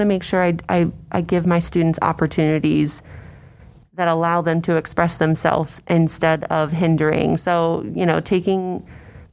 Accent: Frederick County, Maryland, United States; grew up in Frederick County

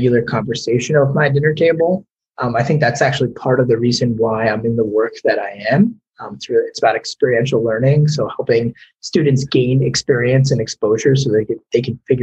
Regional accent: New York area, United States; moved away; also born or lived in Florida; I'm originally from the New York area

